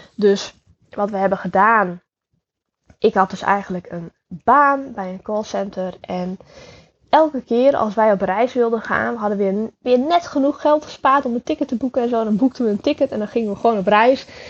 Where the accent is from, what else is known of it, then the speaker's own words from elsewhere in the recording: Friesland, Netherlands; Ik ben opgegroeid in Friesland in een heel klein dorpje genaamd Jester Littens